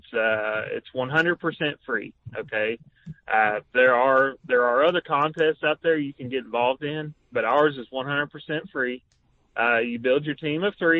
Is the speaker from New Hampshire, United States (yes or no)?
no; Tennessee, United States; moved away as an adult; now in Indiana, United States; I'm from Tennessee.